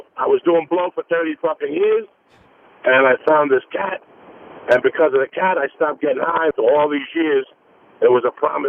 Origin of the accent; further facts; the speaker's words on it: New Jersey, United States; now in Los Angeles, United States; Listen, I'm from Jersey, you know?